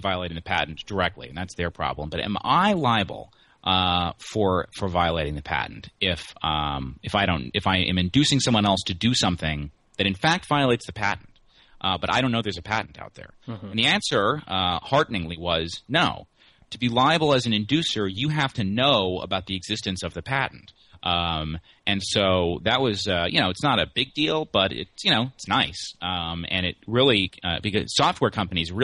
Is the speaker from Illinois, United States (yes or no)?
no; Pueblo, Colorado, United States; now in Washington, D.C., United States; the Pueblo Chieftain, the paper of my hometown